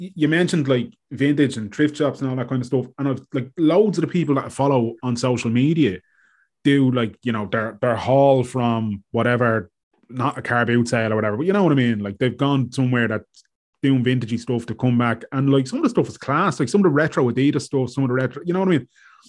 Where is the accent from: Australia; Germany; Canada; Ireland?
Ireland; Ballybrack, Leinster; I'm from Ballybrack, but like to think it's Cloyne